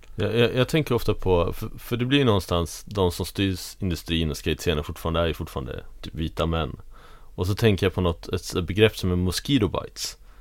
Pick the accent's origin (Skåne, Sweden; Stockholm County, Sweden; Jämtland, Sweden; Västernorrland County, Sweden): Stockholm County, Sweden; Tyresö; i Tyresö där jag växte upp